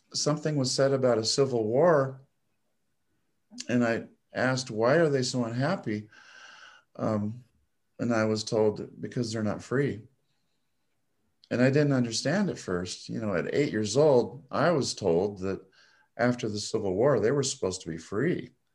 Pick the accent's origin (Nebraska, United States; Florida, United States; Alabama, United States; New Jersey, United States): Nebraska, United States; I was born and raised in Nebraska